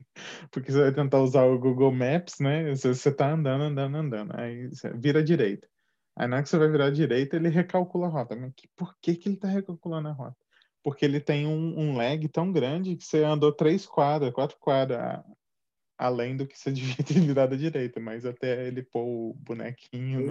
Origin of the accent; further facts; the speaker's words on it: Juiz de Fora, Minas Gerais, Brazil; moved away; also born or lived in São Paulo; eu sou mineiro de Juiz de Fora, mas eu também morei em São Paulo por, por quase uma década